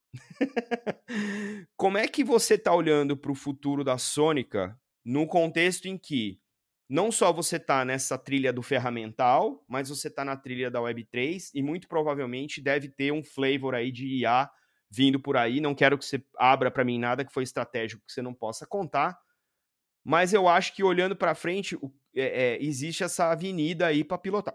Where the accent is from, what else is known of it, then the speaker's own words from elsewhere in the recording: Brazil; moved away as an adult; Mesmo sendo brasileiro, mesmo trabalhando no mercado financeiro há 20 e tralala anos